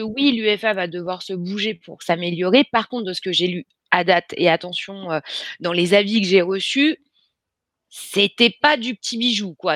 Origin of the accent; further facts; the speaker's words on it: Creil, Hauts-de-France, France; je viens de Creil dans l'Oise